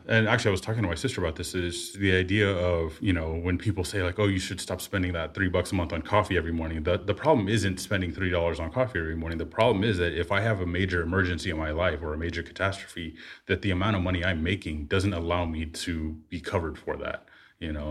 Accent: Bay Area, California, United States; living in the Bay Area, growing up in the Bay Area

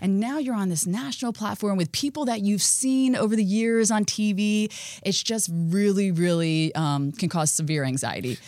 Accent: South Florida, United States; I grew up in Florida.

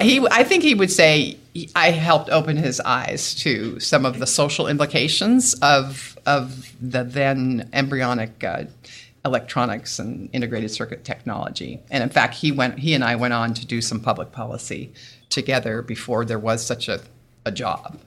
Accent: Newton, Massachusetts, United States; also born or lived in Bethesda, Maryland; Grew up, grew up in West Newton, Massachusetts, went to Newton North High School

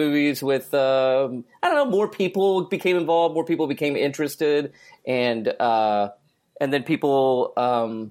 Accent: Newcastle, Oklahoma, United States; Newcastle, Oklahoma. It's a very very small town.

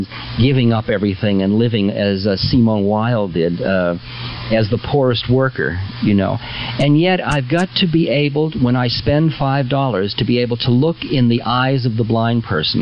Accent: United States; I'm an American

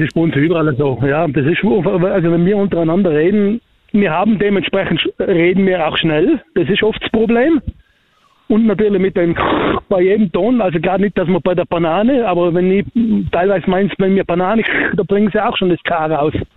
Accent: Tyrol, Austria; ich bin ein Urtiroler

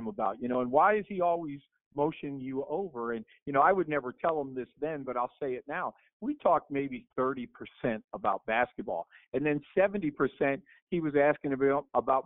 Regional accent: Allentown, Pennsylvania, United States; moved away as an adult; now in Los Angeles, United States; growing up in Allentown

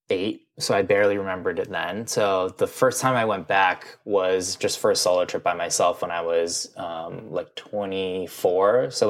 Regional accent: Midwest, United States; growing up in the Midwest, which was like, yeah, I loved processed cereals

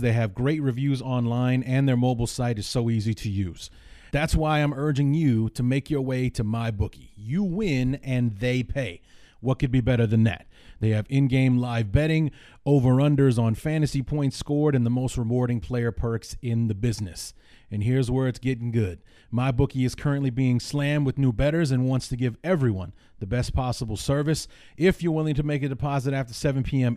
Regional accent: Evanston, Illinois, United States; I grew up in the Chicagoland area. Uh, I went to Evanston High School

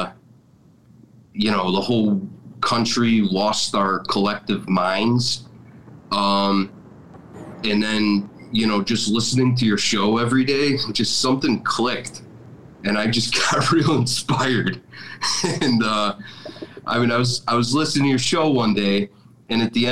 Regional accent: Orland Park, Illinois, United States; I grew up in Orland Park in the southwest suburbs

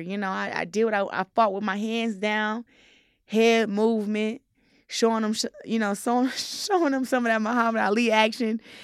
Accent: Flint, Michigan, United States; I'm from Flint, Michigan

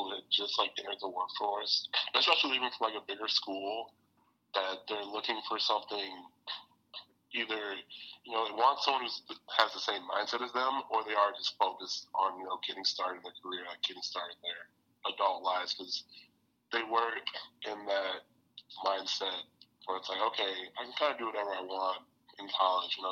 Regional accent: Detroit, Michigan, United States; I'm from the University of Michigan, from Detroit as well.

